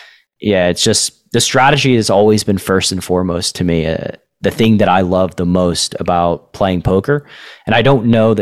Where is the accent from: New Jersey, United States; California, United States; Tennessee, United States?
Tennessee, United States; moved away as an adult; my home state